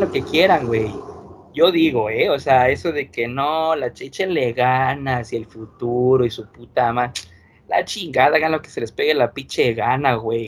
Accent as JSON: {"language": "Spanish", "country": "Mexico", "tie": "born or raised there", "said": "aquí nos tocó nacer"}